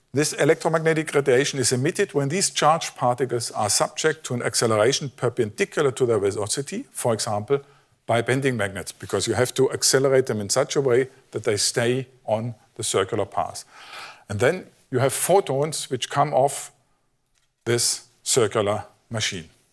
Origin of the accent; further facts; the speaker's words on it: Germany; I'm from Germany